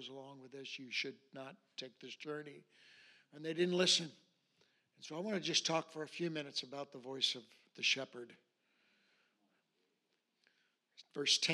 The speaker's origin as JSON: {"language": "English", "region": "Alaska", "country": "United States", "tie": "born or raised there", "said": "I grew up in Alaska. I was born and raised here."}